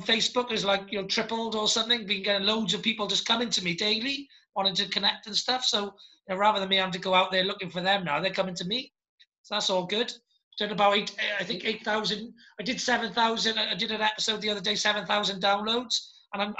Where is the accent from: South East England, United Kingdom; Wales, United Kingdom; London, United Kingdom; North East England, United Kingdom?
Wales, United Kingdom; I'm a Welsh Dragon